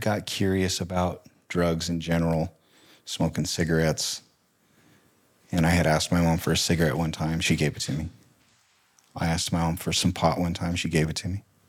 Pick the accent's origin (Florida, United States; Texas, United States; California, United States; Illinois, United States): California, United States; Riverside; moved away as an adult; also born or lived in Banning, California / New Plymouth, Idaho / Boise, Idaho; I grew up in Southern California.